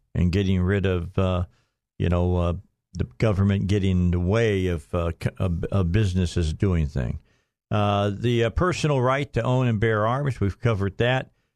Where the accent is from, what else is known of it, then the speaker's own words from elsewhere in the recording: Northwest Indiana, United States; also born or lived in Gary, Indiana; I was born in, in Gary, raised in Northwest Indiana